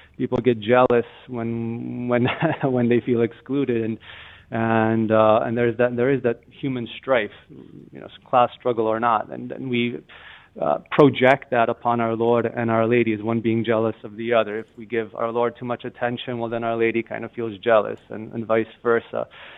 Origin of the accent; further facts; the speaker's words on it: Massachusetts, United States; I'm from Massachusetts here, but if you take any highway there in Texas